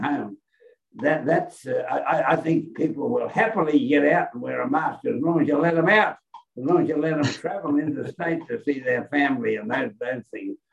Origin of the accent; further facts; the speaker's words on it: Queensland, Australia; as a Queenslander